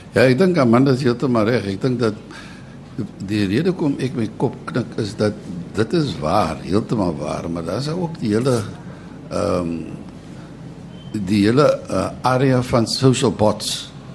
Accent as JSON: {"language": "Afrikaans", "country": "South Africa"}